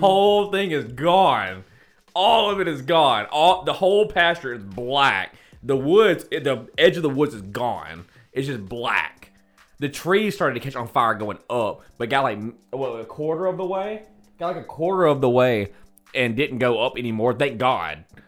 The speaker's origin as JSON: {"language": "English", "country": "United States", "said": "we're, we're American"}